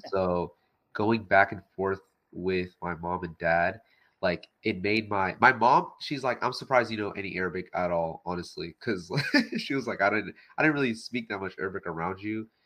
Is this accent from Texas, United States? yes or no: yes; Texas, United States; now in Houston, United States; I was born in America. Yeah, yeah. Texas.